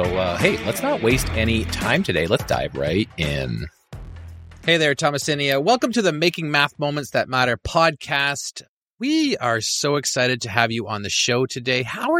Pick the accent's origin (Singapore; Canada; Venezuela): Canada; Even though I am a Canadian, I've always had almost like a crush on the Florida basketball team.